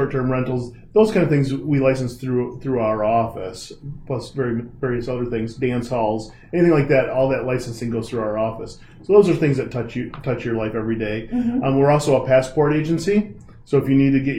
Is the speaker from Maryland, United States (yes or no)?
no; Byron Center, Michigan, United States; also born or lived in Grand Rapids; I grew up in Byron Center and grew up there, but I have deep roots in the city